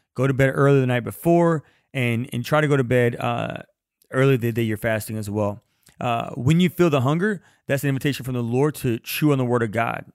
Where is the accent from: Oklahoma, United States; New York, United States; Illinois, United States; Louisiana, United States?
Louisiana, United States; I'm from Louisiana, and I don't like the cold.